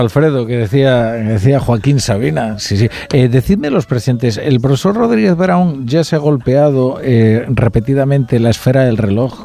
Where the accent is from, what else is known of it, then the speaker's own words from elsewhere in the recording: Galicia, Spain; estoy en mi tierra trabajando